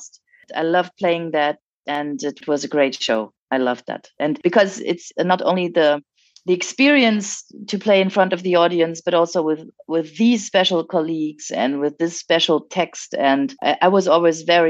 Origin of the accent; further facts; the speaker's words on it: France; moved away; I speak French fluently and I was raised in France